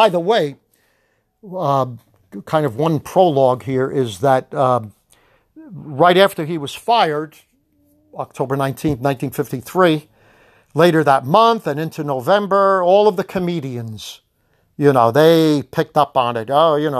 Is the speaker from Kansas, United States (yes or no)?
no; Linden, New Jersey, United States; my hometown of Linden, New Jersey.